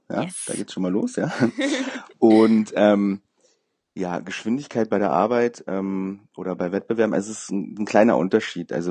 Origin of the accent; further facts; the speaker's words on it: Berlin, Germany; Genau, ich bin ein richtiger Berliner.